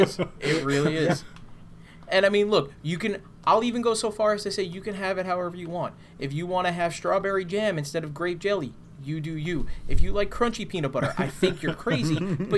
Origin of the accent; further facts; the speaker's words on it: New York, United States; now in New Jersey, United States; I was originally from New York. I grew up there. I would always come down here for the summer